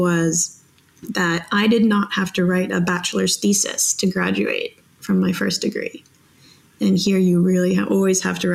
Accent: Canada; moved away as an adult; now in Netherlands; I was born in Canada.

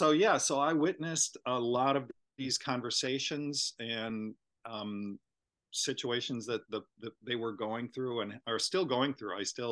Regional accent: Minnesota, United States; moved away; I grew up in Minnesota

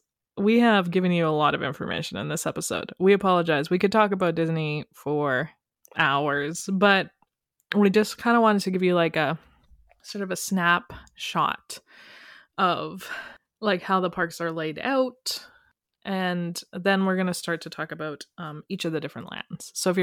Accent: Calgary, Alberta, Canada; Sorry, I'm from Calgary.

